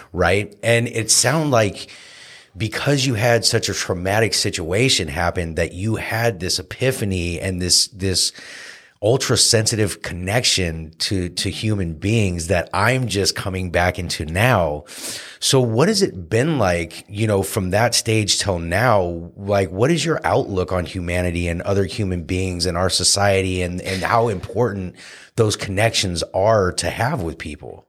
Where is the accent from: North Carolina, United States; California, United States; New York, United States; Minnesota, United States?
California, United States; Santa Cruz; my best friend, uh, James McCord, uh, who I grew up here with in Santa Cruz